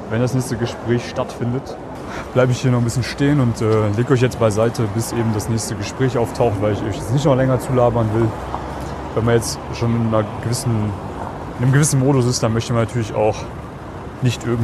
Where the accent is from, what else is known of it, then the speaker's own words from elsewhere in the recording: Germany; Ich bin Piefke.